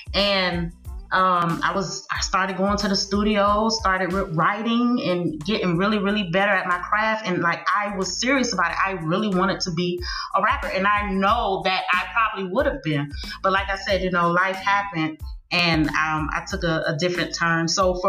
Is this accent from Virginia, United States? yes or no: no; Miami, Florida, United States; growing up in Miami, when I first discovered that I could rap